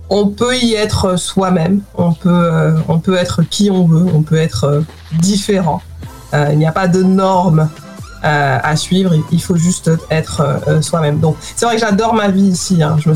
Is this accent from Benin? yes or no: no; France; moved away as an adult; also born or lived in Guadeloupe; now in London, United Kingdom; j'ai grandi en France euh, aussi, une partie de ma vie. Euh, et aujourd'hui, je, vis au, Royaume-Uni depuis plus d'une décennie.